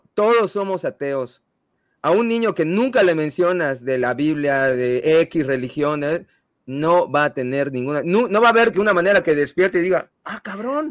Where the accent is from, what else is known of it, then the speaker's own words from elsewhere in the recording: Mexico; nací en México soy católico